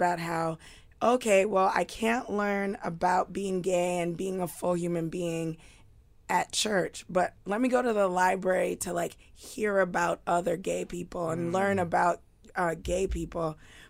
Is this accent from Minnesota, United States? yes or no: no; New York City, New York, United States; I grew up in East New York, Brooklyn.